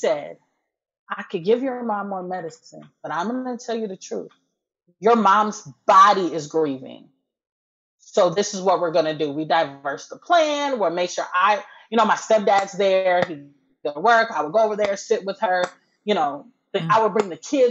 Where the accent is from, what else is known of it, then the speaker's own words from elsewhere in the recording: Wisconsin, United States; moved away as an adult; now in Texas, United States; I'm from Wisconsin, but 6 years ago, we moved to Texas